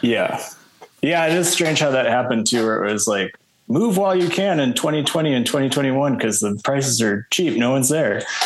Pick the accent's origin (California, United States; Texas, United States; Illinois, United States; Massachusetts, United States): Illinois, United States; Chicago; also born or lived in Los Angeles, United States; now in New Mexico, United States; I'm originally from Chicago